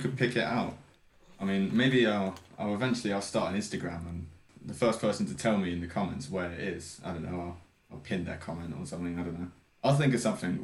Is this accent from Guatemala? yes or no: no; South of England, United Kingdom; It might not be obvious by my by my multicultural accent, but I am from the south of England.